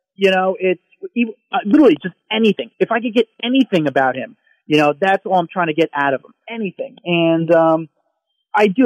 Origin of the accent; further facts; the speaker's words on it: New Jersey, United States; I'm not from Hollywood. I'm from blue collar New Jersey